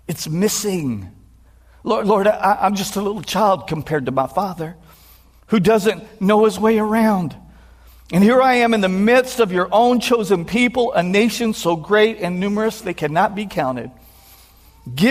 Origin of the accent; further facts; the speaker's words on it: Texas, United States; I'm from Texas